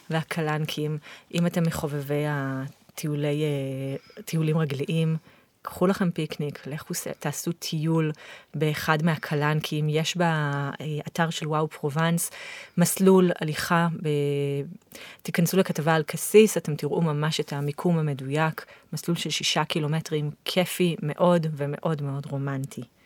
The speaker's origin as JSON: {"language": "Hebrew", "country": "Israel", "said": "אני באתי מישראל"}